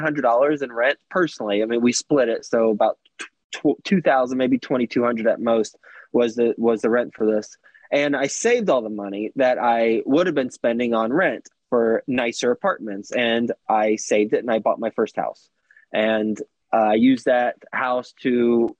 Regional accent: Texas, United States; moved away as an adult; also born or lived in New York City; I am from Texas originally, went to school at Texas Tech, and moved to New York City right out of college.

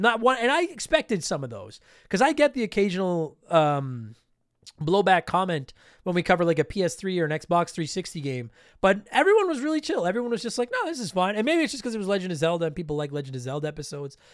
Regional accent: Canada; I am a proud Canadian

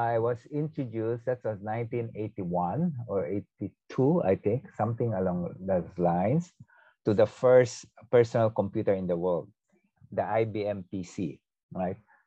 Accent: Philippines; moved away as an adult; now in Singapore; growing up in the Philippines

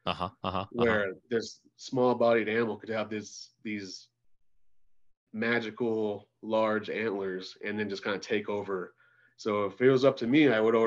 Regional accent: Windsor, Colorado, United States; Right here in Northern Colorado, graduated from Windsor High School

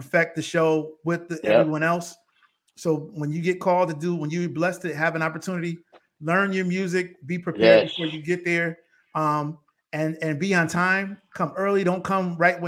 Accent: Bridgeport, Connecticut, United States; now in Powder Springs, Georgia, United States; We're all from the same city in Bridgeport, Connecticut

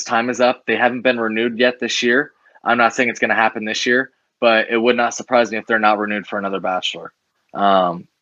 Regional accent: Tampa, Florida, United States; I'm from Tampa

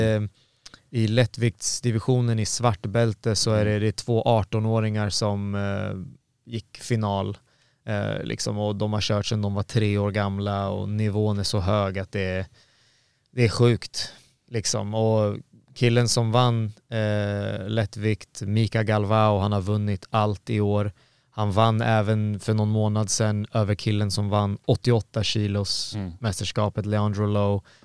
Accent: Borlänge, Dalarna County, Sweden; jag var uppvuxen i Borlänge

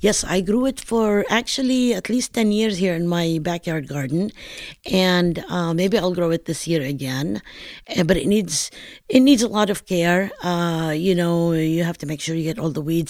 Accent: northern Palestine, Palestine; accent: northern Palestinian; moved away; also born or lived in Wilmington, Delaware; my regional accent of northern Palestine

